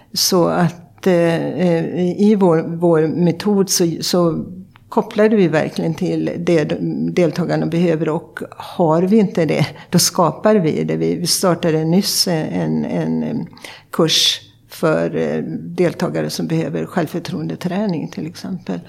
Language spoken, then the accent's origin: Swedish; Sjuhäradsbygden, west coast of Sweden, Västra Götaland, Sweden; also born or lived in Uppsala; now in Stockholm, Sweden; jag kommer från det man brukar kalla Sveriges framsida. Jag kommer från västkusten och från eh, Sjuhäradsbygden.